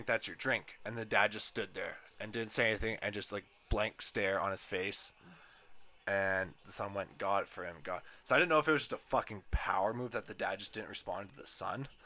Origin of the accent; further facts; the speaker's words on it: Edmonton, Alberta, Canada; I'm from Edmonton, so I work at a golf course there